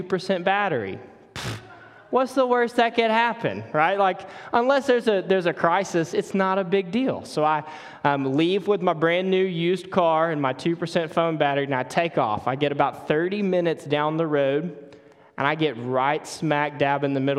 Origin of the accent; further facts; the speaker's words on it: Mississippi, United States; accent: Mississippi; moved away as an adult; also born or lived in Charlotte area, North Carolina; now in Charlotte, United States; we moved from Mississippi to North Carolina about a year ago. So every time you hear something weird in my voice or you need a translator, that's all the Mississippi coming out